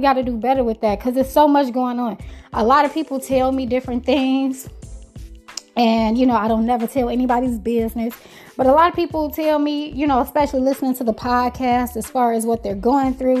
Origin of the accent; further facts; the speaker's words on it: Chicago, Illinois, United States; I'm from Chicago, Chi-Town